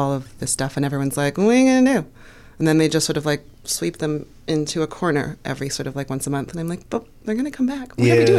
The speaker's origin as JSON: {"language": "English", "town": "Toronto", "region": "Ontario", "country": "Canada", "moved": "as an adult", "lives_now": "United States", "said": "I'm from Toronto."}